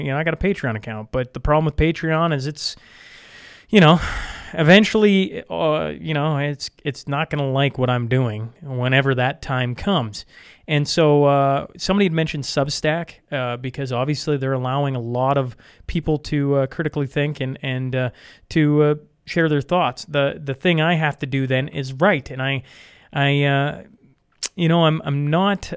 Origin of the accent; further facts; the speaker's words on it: Saskatchewan, Canada; now in Alberta, Canada; I grew up on the Alberta Saskatchewan border, right? So just into Saskatchewan, now live just into Alberta